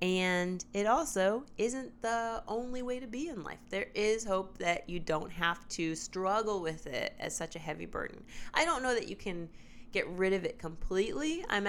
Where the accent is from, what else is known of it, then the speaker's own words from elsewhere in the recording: Indianapolis, Indiana, United States; moved away as an adult; also born or lived in Washington, D.C.; now in New York, United States; I'm from Indianapolis, Indiana. Oh, okay. And I grew up there, and I moved to New York right after college. So I went to school in D.C. and then came out to New York right after college, and I've been here ever since.